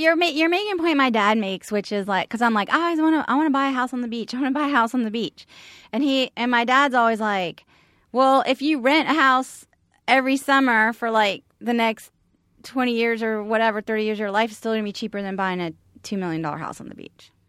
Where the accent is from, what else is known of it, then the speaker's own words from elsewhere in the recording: Charleston, South Carolina, United States; moved away as an adult; I'm from Charleston. I was by the beach.